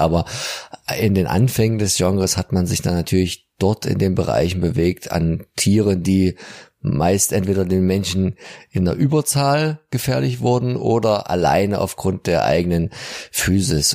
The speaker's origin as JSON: {"language": "German", "town": "Dresden", "region": "Saxony", "country": "Germany", "said": "als Dresdner"}